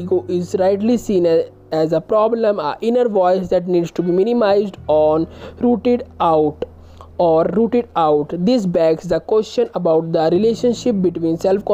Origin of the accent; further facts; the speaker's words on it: India; I am from India.